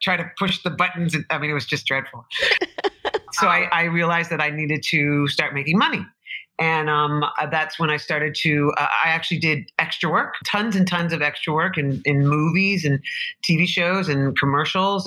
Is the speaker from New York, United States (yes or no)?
yes; New York City, New York, United States; also born or lived in Boston; I'm a New Yorker, native New Yorker, Greenwich Village.